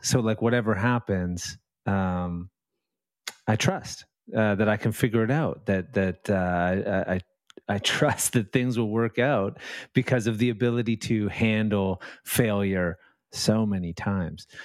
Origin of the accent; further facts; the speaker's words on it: Vancouver, British Columbia, Canada; Out in Canada. I'm in, uh, in Lower Mainland, Vancouver, um, uh, West Coast